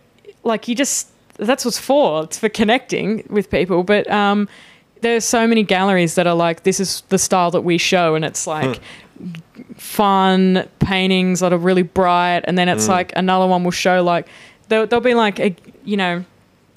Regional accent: Sydney, New South Wales, Australia; I'm from Sydney

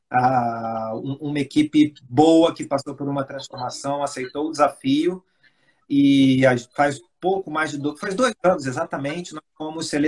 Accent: Espírito Santo, Brazil; also born or lived in Rio de Janeiro; eu, acho que vocês já notaram pelo meu sotaque, eu sou carioca, mas fui criado no Espírito Santo.

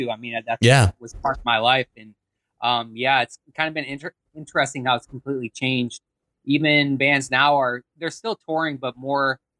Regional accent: North Dakota, United States; moved away; also born or lived in Florida; I grew up in North Dakota

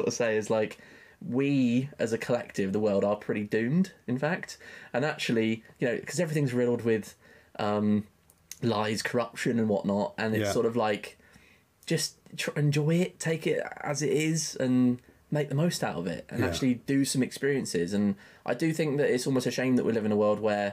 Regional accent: Chichester, South East England, United Kingdom; born or raised there; moved away; also born or lived in Brighton

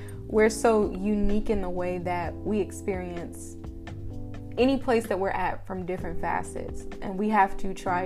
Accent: Wichita, Kansas, United States; also born or lived in Prairie View, Texas; I'm from Wichita, was born and raised here, stayed here until I left for college

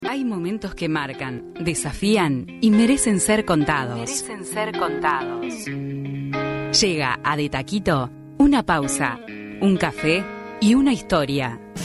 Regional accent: San Carlos, Maldonado, Uruguay; now in Montevideo, Uruguay; Soy de San Carlos

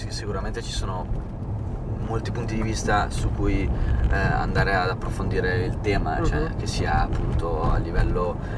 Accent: Modena, Emilia-Romagna, Italy; io sai che sono di Modena.

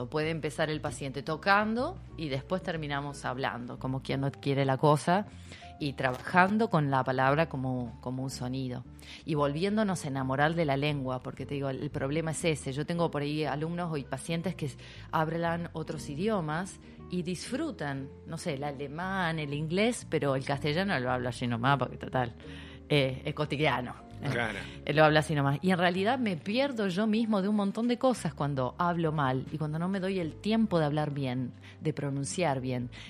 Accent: Rosario, Santa Fe, Argentina; Yo vengo de la ciudad de Rosario, imagínate que nos aspiramos las S

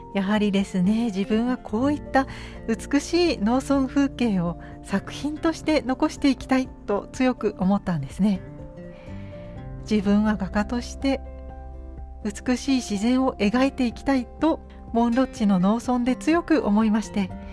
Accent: Tokai, Japan; 地元の東海地方のですね

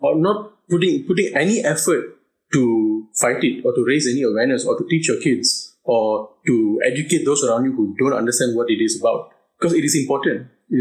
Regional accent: Malaysia; my family has been in Malaysia for four generations now. You know, we are not outsiders. We built this country together. We were born in this country. We grew up in this country. I am Malaysian by blood.

